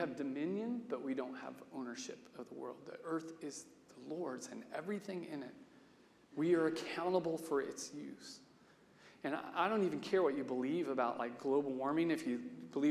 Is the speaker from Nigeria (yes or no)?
no; Salina, Kansas, United States; I grew up in Salina with Wes Jackson in the conservation center he built there